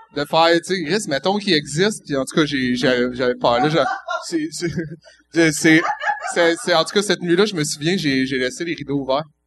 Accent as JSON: {"language": "French", "area": "Granby", "region": "Quebec", "country": "Canada", "said": "moi, je viens de Grimby"}